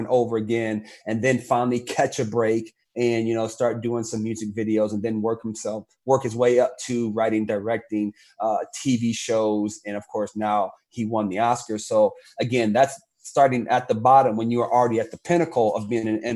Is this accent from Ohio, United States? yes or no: yes; Cleveland, Ohio, United States; I am from Cleveland, Ohio.